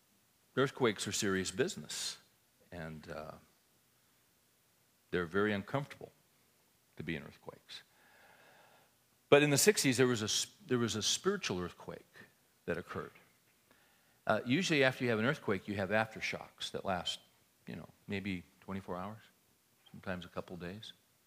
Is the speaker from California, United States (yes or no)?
yes; California, United States; I grew up in California